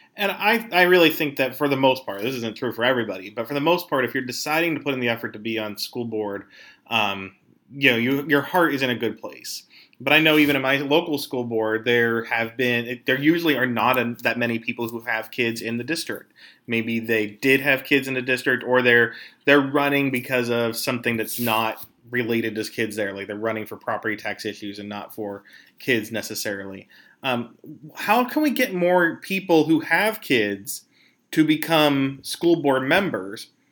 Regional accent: Pennsylvania, United States; I'm from Pennsylvania

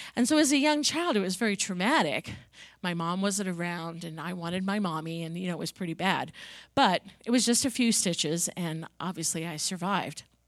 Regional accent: Long Island, New York, United States; I grew up on Long Island in New York

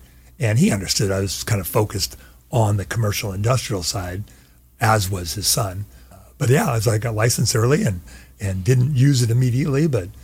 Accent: Orange County, California, United States; Born and raised in Orange

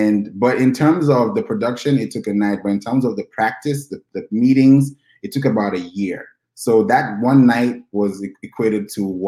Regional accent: Nigeria; also born or lived in Kenya; Yeah, I'm originally from Nigeria, and I grew up also in Kenya as well. So I've had a lot of diversity.

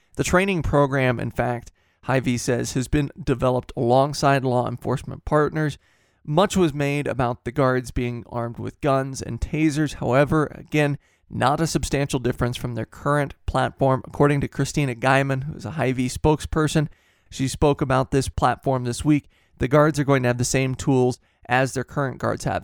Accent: Midwest, United States; growing up in the Midwest

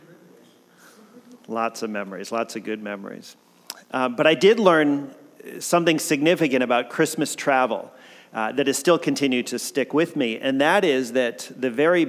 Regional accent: Connecticut, United States; moved away as an adult; also born or lived in Kodiak, Alaska; now in Oregon, United States; I grew up in Connecticut, that I'm from the East Coast

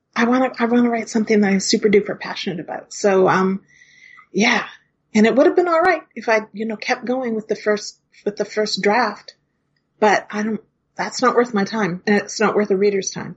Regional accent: Hinton, Alberta, Canada; now in Toronto, Canada; in my hometown of Hinton, Alberta

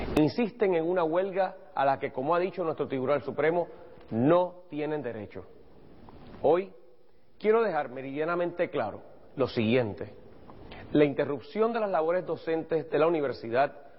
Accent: Sabana Grande, Puerto Rico; also born or lived in Lajas; Originalmente de la frontera entre dos pueblos al suroeste de la isla. Iba al baño en Laja, pero dormía en Sabana Grande, glorioso pueblo del Petate, y al que con orgullo llamo mi pueblo

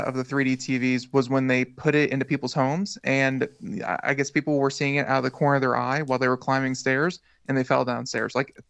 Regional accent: United States; because I'm American

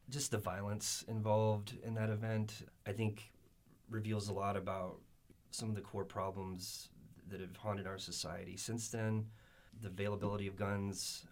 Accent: Texas, United States; I grew up in Texas

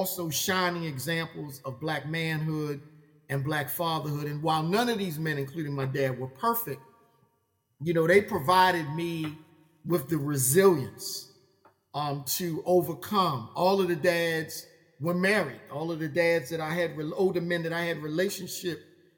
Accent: Baltimore, Maryland, United States; I grew up in West Baltimore

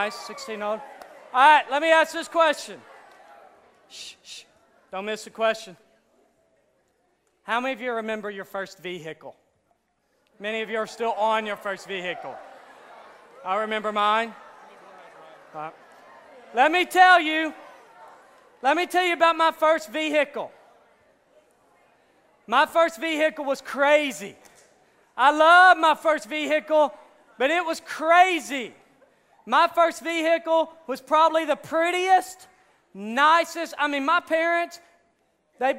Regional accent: Hot Springs, Arkansas, United States; accent: redneck; I'm from Hot Springs, Arkansas, so if I sound like a redneck every now and then

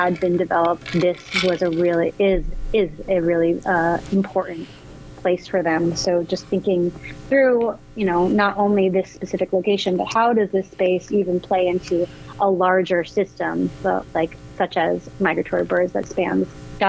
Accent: New Jersey, United States; now in Oakland, United States; I grew up in New Jersey, and I don't come from a family of artists whatsoever.

